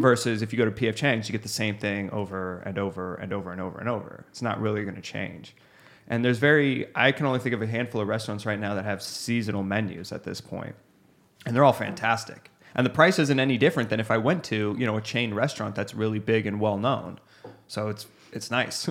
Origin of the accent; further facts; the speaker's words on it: Scottsdale, Arizona, United States; I'm from Scottsdale, it's pretty vanilla down here